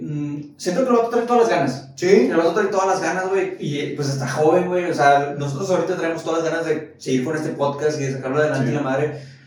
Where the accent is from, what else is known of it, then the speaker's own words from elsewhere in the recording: Mexico; como mexicanos